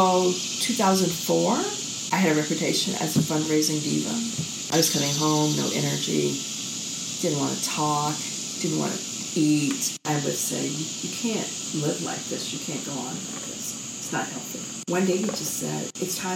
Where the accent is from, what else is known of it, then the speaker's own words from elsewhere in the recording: the South, United States; I grew up in the South